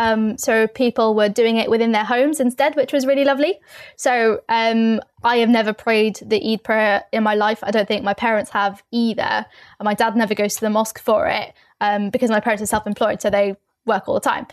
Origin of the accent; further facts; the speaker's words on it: London, United Kingdom; I'm from London, I'm from the East End of London